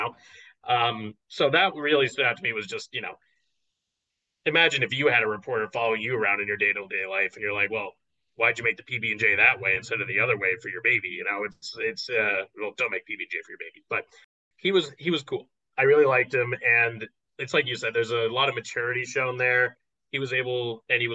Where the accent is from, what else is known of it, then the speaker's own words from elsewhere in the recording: Northeast, United States; I grew up on the East Coast. I went to college on the East Coast. Vegas is kind of far away. And especially if you grow up in the Northeast